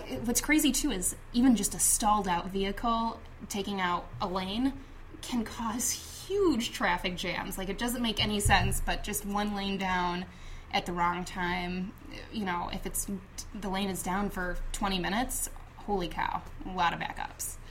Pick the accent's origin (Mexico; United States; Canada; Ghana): United States; Chicago, Illinois; I grew up on the north side of the city, and I grew up in Rogers Park